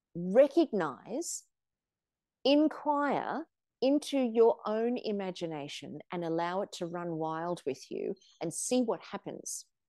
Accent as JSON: {"language": "English", "country": "Australia", "tie": "born or raised there", "also_born_or_lived": "South Africa", "said": "when I was seven years old, we came from South Africa to Australia"}